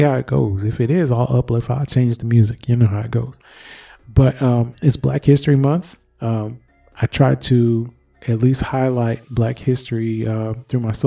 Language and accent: English; Michigan, United States; my home state of Michigan